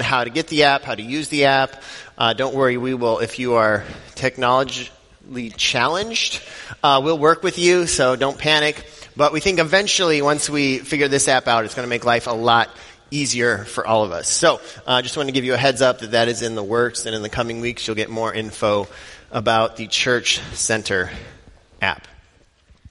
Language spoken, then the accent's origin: English; Denver, Colorado, United States; now in Richfield, Wisconsin, United States; I grew up in Denver, Colorado